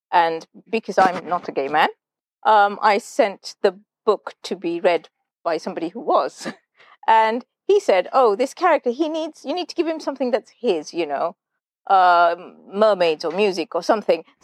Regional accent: Colombo, Western Province, Sri Lanka; when uh, I grew up in Colombo in, in Sri Lanka, so yeah, I was born here, moved around all over the place, but significant amount of time spent in Colombo.

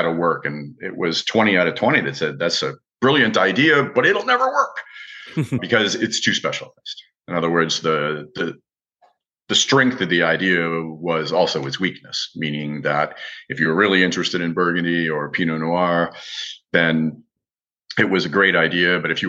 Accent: Midwest, United States; also born or lived in France; And so unlike most kids that were growing up in America in the 1960s, wine was always on the table. My father learned to cook in the French style and adopted a lot of the French eating habits. And for someone from the Middle West, the Midwest of America

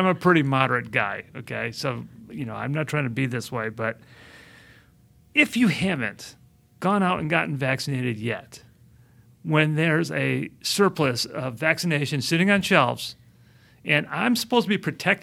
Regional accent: Midwest, United States; I'm from the Midwest

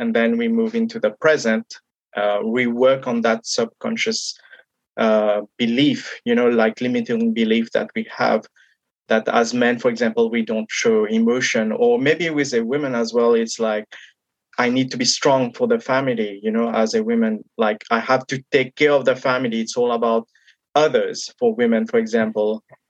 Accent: Mauritius; I come from Mauritius, and in my country where I come from, we don't talk about mental health

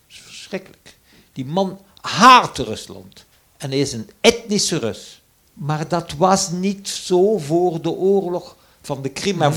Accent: Flanders, Belgium; Als Vlaming, en ik ben toevallig een tweetalige

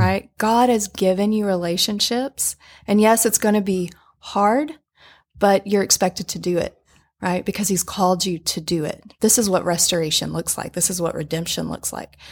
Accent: Little Rock, Arkansas, United States; moved away as an adult; We both grew up in Little Rock.

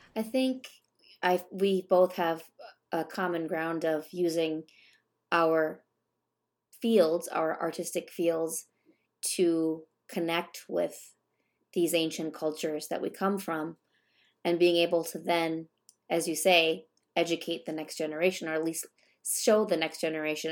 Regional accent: Minnesota, United States; I'm born and raised in Minnesota

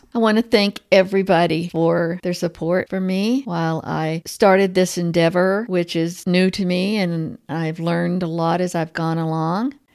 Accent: Texas, United States; I grew up in Texas. I may be saying it wrong, but that's the way we say poems.

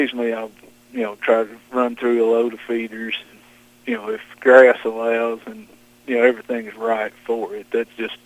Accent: Johnson County, Eastern Kentucky, United States; I was born and raised in Johnson County. Never left far from home

